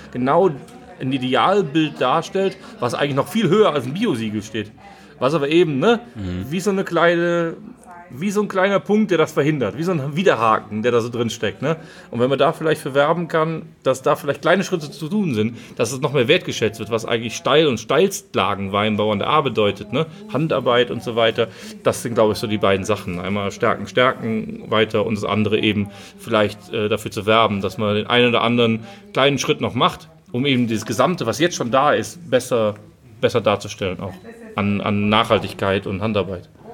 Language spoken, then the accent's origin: German; Rhineland-Palatinate, Germany; wir sind halt Rheinländer